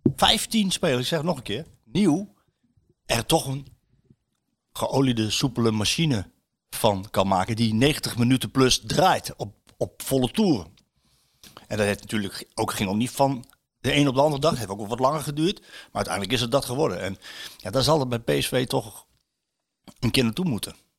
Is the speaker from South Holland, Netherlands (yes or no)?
no; Apeldoorn, Gelderland, Netherlands; moved away; ik ben in Apeldoorn ben ik opgegroeid, deels